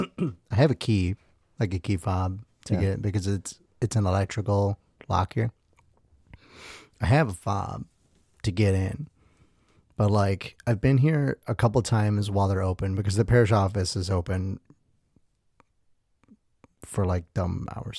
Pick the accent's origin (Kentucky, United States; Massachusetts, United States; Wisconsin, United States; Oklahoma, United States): Wisconsin, United States; Milwaukee; born there; Anyway, so I was born in Milwaukee 2 months early.